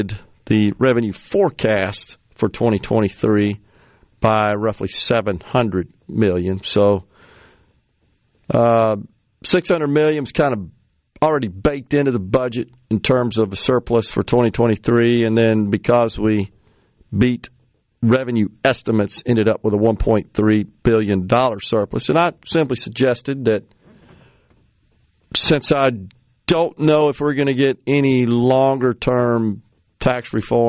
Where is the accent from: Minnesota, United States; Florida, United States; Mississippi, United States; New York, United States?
Mississippi, United States; this is my home state